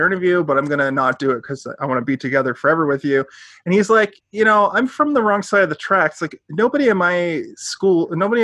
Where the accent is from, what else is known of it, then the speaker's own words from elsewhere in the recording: Halifax, Nova Scotia, Canada; moved away; I'm from Halifax originally.